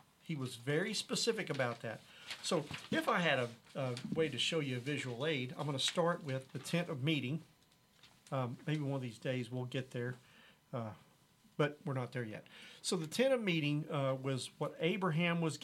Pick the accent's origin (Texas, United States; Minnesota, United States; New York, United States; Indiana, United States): Texas, United States; Haltom City; I was born in Haltom City, Texas. Went to Haltom High School.